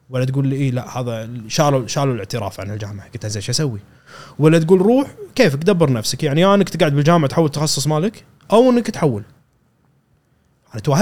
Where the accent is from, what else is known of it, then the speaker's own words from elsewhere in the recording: Kuwait; كان اني رحت آه، مقدم انا من الكويت